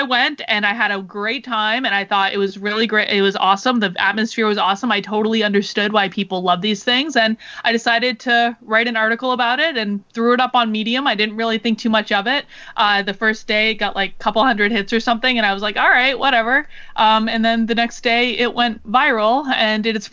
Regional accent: Vermont, United States; moved away as an adult; now in New Hampshire, United States; I'm from Vermont. Like, Vermont is very, very liberal state

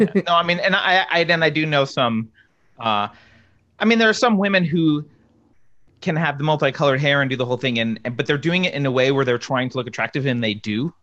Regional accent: East Coast, United States; now in California, United States; I grew up on the East Coast

